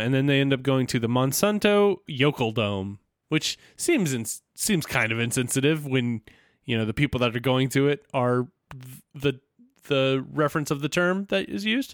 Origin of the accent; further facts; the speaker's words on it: the South, United States; I'm from the South.